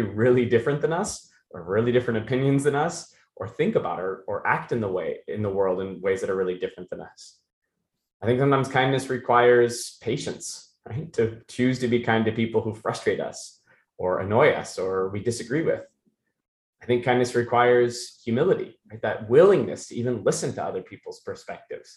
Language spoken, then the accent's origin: English; Issaquah, Snohomish, Washington, United States; also born or lived in Maine; We got to Seattle. I grew up in a little town called Issaquah.